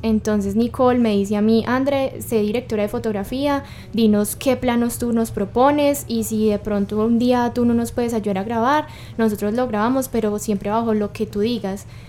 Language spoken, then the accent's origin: Spanish; Cartago, Valle del Cauca, Colombia; yo soy de Cartago